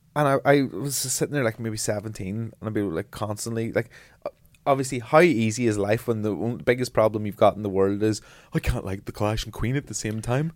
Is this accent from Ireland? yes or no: yes; Ireland; being an Irish person and being proud of my Irish culture and heritage